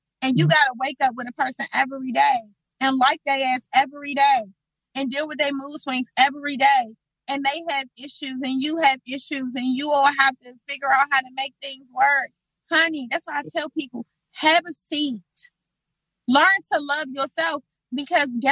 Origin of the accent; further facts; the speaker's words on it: Washington, District of Columbia, United States; I grew up on Kennedy Street